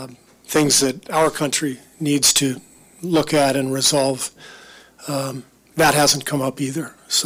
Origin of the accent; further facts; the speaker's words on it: United States; my right as an American